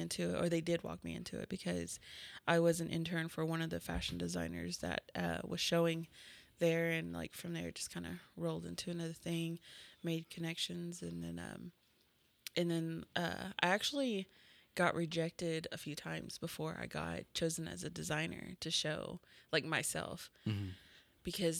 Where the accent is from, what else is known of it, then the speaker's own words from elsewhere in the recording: Tahlequah, Oklahoma, United States; also born or lived in Norman, Oklahoma; I'm actually from Tahlequah.